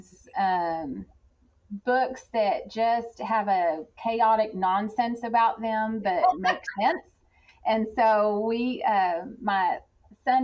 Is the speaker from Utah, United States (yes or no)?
yes; Roy, Utah, United States; I'm from Roy City, and I'm fortunate to have met my husband in high school